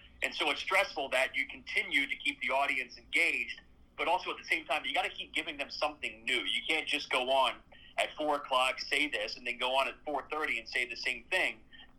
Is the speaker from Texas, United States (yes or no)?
no; Cincinnati, Ohio, United States; I'm from the Cincinnati area.